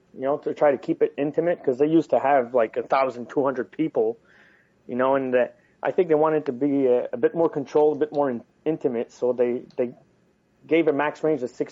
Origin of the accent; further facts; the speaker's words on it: Canada; We are Canadian